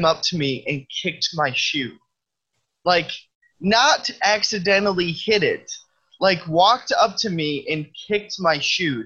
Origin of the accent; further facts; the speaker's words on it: Midwest, United States; I'm from the Midwest